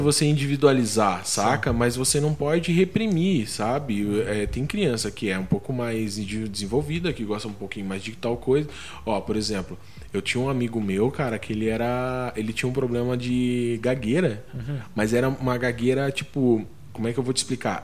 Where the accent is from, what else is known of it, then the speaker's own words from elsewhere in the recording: Santa Catarina, Brazil; also born or lived in Paraná; Eu nasci no Paraná, daí eu vim muito novo para Santa Catarina. Fiquei em Santa Catarina mais ou menos até os 14 anos